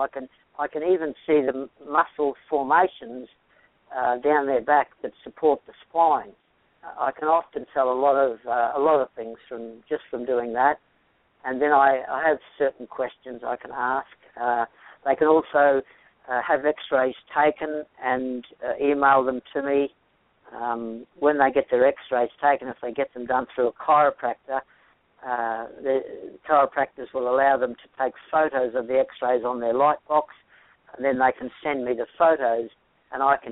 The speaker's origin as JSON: {"language": "English", "country": "Australia", "moved": "yes", "lives_now": "Marietta, United States", "said": "I'm from Australia"}